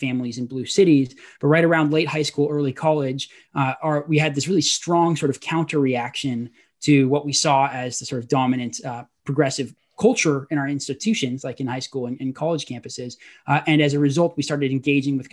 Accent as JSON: {"language": "English", "town": "Portland", "region": "Oregon", "country": "United States", "tie": "born or raised there", "said": "I was raised in Portland, Oregon"}